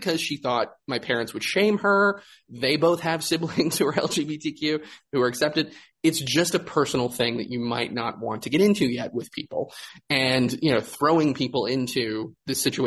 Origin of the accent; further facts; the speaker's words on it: Greensboro, North Carolina, United States; My hometown of Greensboro